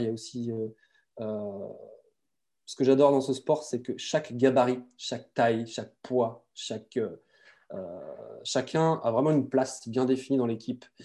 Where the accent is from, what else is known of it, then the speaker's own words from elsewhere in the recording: Brittany, France; je suis breton